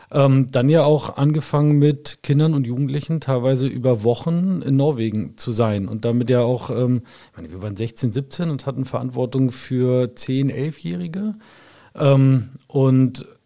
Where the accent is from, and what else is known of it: Wolfsburg, Lower Saxony, Germany; born or raised there